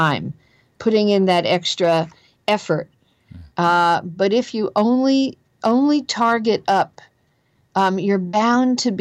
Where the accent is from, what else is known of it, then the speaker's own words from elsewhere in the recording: New Jersey, United States; accent: Jersey; my own Jersey accent